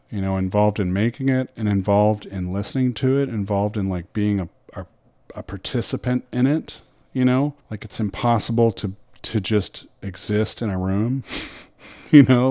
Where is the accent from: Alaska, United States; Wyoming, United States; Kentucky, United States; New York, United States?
Kentucky, United States; Louisville; I grew up in Louisville, Kentucky